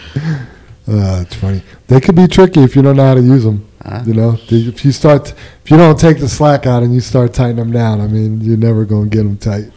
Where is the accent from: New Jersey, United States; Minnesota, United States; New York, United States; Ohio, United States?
New York, United States; moved away; where I grew up in New York